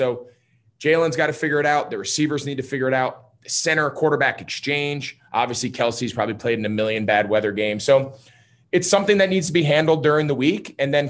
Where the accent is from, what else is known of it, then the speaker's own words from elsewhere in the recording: New Jersey, United States; now in Charlotte, United States; I'm from Jersey. I grew up in North Jersey.